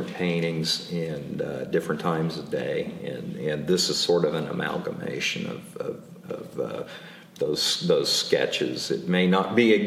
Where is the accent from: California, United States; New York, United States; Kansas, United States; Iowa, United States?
Kansas, United States; Furley; 57 years old. I'm from Furley, Kansas